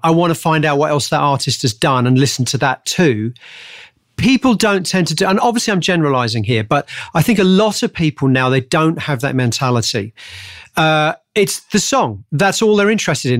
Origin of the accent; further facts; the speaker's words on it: Hemel Hempstead, East of England, United Kingdom; I grew up just outside of Hemel, uh, just outside of London, a place called Hemel Hempstead.